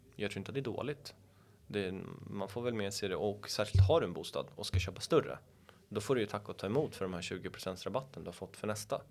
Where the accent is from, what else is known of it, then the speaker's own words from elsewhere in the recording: Stockholm, Stockholm County, Sweden; Jag är uppvuxen borta vid Karlaplan